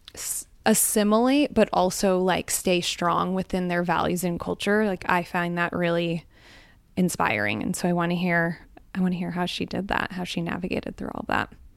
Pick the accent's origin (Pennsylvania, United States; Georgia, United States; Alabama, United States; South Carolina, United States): Pennsylvania, United States; Scranton; first language Gujarati; moved away as an adult; also born or lived in New York City; I grew up in Northeast Pennsylvania in Scranton